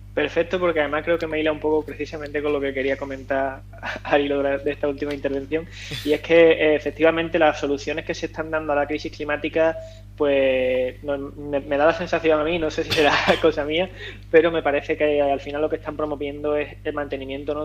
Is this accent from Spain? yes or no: yes; Andalusia, Spain; yo soy andaluz